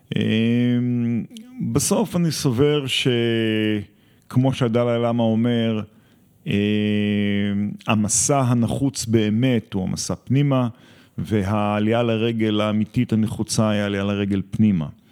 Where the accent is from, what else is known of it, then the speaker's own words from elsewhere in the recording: Gvulot, Southern District, Israel; אני גדלתי בקיבוץ גבולות